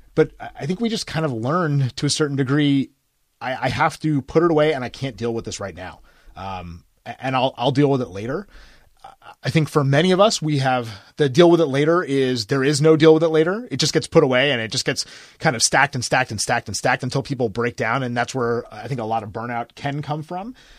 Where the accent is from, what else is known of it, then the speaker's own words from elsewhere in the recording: United States; I grew up near New York, I didn't have, like, a New York childhood